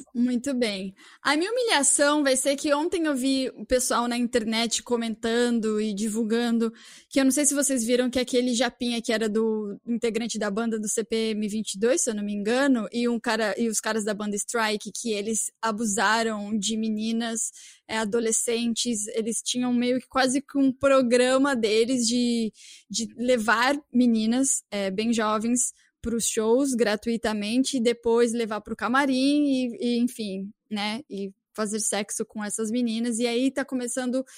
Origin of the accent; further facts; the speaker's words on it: São Paulo, Brazil; now in Toronto, Canada; eu sou de São Paulo